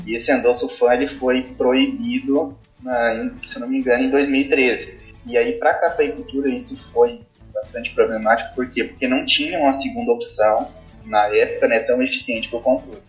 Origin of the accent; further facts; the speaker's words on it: Santa Catarina, Brazil; moved away as an adult; now in Jaboticabal, Brazil; sou natural de Santa Catarina